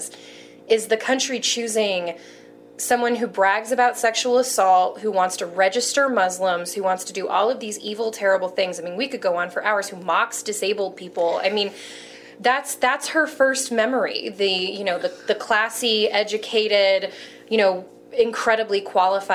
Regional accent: Denver, Colorado, United States; also born or lived in California; I was born in California, but we moved to Denver when I was like 3 weeks old. So I count myself as a native

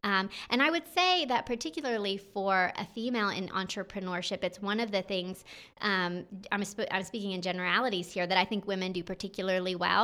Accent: North Georgia, United States; I'm from the North Georgia area

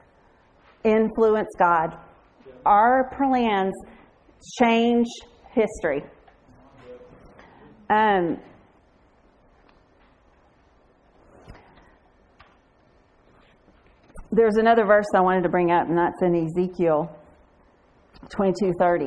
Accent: Fort Worth, Texas, United States; moved away as an adult; now in Bulgaria; I'm from Fort Worth, Texas

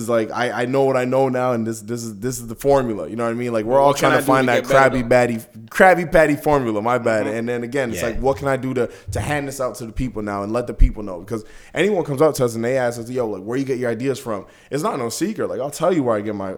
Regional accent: Brampton, Ontario, Canada; being out here and like growing up in Brampton

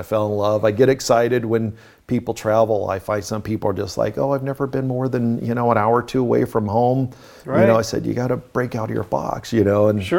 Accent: Hawaii, United States; born there; also born or lived in Canada; I was an Air Force brat growing up, so we've lived all over the U.S., Canada, and other places. I was born in Hawaii

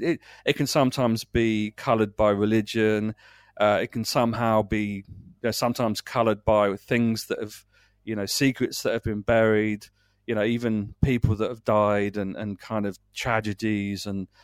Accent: South East England, United Kingdom; I grew up in Kent. I grew up in small towns and villages and, you know, amongst very small rural places

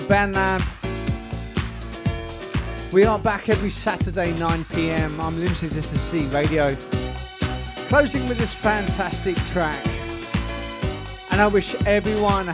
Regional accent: Portsmouth, South East England, United Kingdom; moved away; back in my hometown of Portsmouth

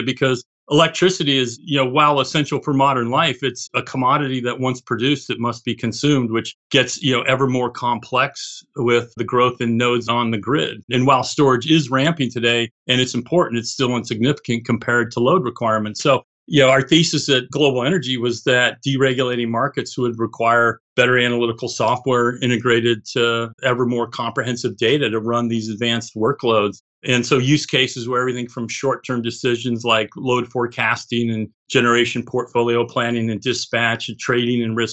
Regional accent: Boulder, Colorado, United States; I grew up in Boulder, Colorado, and was exposed to digital and computers and a lot of other tech from an early age.

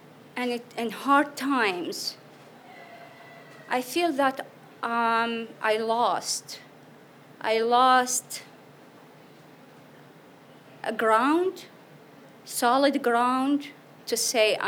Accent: Iraq; born or raised there; English is a second language; moved away as an adult; now in United States

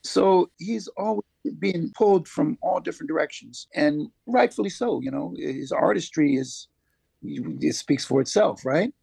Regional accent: Syracuse, New York, United States; also born or lived in Philadelphia; now in Jamaica; I'm from Syracuse, New York, the cold snow belt of Syracuse, New York. And, um, yeah, that's where I, that's where I, um, hail from

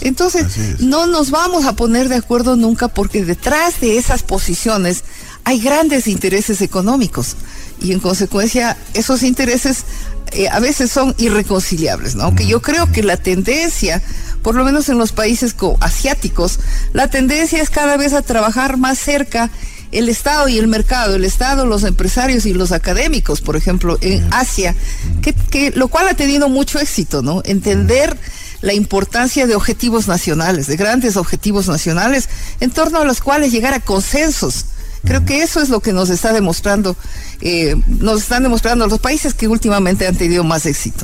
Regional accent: El Quinche, Pichincha, Ecuador; also born or lived in Pifo / Pintag; nos fuimos a vivir en el quinche y en el quinche yo estuve de primero a quinto grado

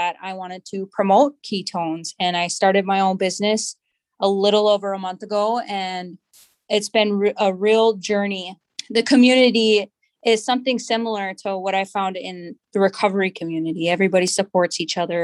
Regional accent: Cloquet, Minnesota, United States; now in Duluth, United States; I am from Cloquet. I grew up in Cloquet on the reservation. I currently live in Duluth

